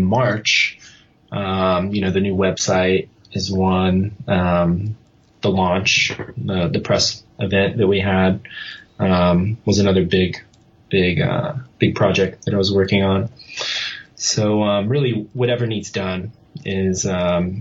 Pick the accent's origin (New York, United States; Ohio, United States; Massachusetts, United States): Ohio, United States; Columbus; moved away as an adult; now in San Diego, United States; I'm from Columbus originally, you know, and I moved out here to San Diego to go to school and really follow my dream to work in the motorcycle industry. So I would love the chance to go back to my hometown